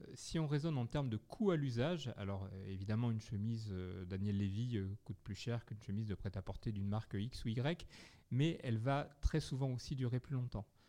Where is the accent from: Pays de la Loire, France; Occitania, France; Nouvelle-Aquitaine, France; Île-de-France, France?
Nouvelle-Aquitaine, France; Bergerac; je suis né à Bergerac